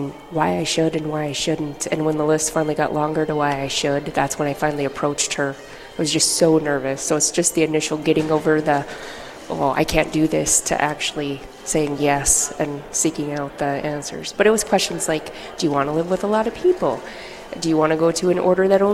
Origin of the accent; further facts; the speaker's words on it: Savage, Montana, United States; moved away; I'm from Montana, a little town called Savage.